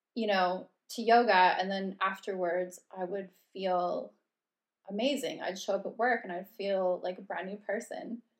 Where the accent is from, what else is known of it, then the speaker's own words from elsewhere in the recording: Red Deer, Alberta, Canada; moved away as an adult; now in London, United Kingdom; I'm from Cal- around Calgary, specifically Red Deer, Alberta